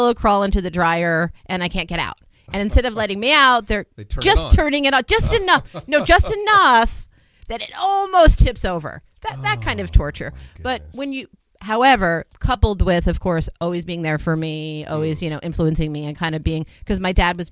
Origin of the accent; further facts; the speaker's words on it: New Jersey, United States; I grew up in New Jersey